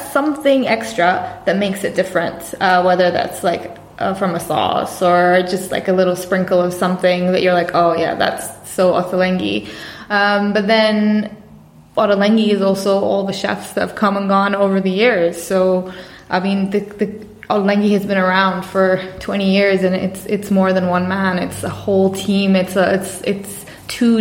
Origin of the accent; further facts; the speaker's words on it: Bahrain; moved away as an adult; now in London, United Kingdom; I'm from Bahrain. I was born and raised in Bahrain